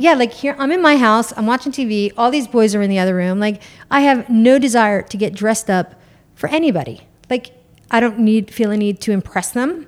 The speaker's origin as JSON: {"language": "English", "region": "New York", "country": "United States", "said": "I'm from New York. Like, my New York comes out"}